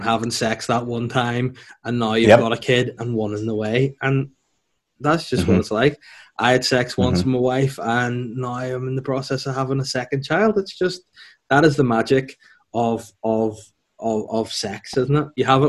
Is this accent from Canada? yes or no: no; North Down, Northern Ireland, United Kingdom; I'm from North Down